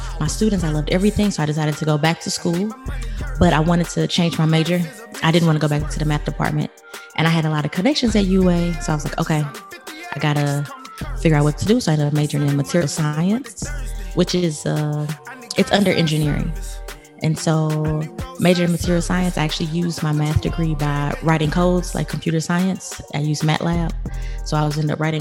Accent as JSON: {"language": "English", "town": "St. Louis", "region": "Missouri", "country": "United States", "tie": "born or raised there", "moved": "yes", "said": "Born and raised in St. Louis, Missouri"}